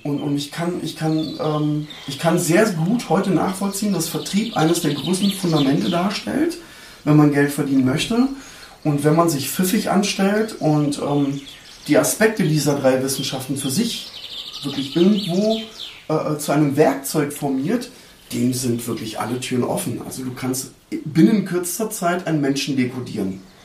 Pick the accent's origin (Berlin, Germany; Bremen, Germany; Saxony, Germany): Berlin, Germany; Neukölln; moved away; meinem Heimatbezirk Neukölln